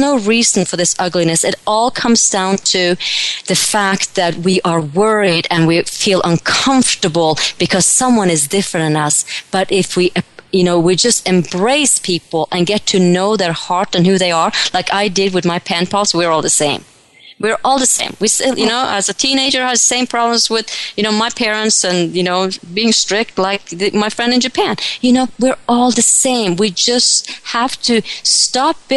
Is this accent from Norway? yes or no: yes; Norway; moved away; when I was a little girl back in Norway, I grew up in Norway, I was about 10, 12 years old